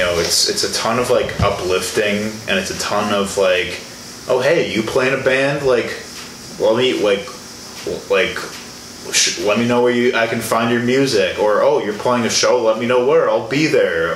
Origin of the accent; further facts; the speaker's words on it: Illinois, United States; moved away as an adult; now in Milwaukee, United States; I'm originally from Illinois